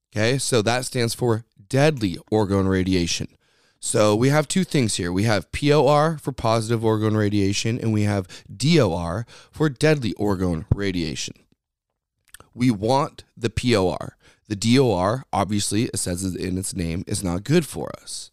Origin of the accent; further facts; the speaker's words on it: United States; we are Americans, okay? We are Americans.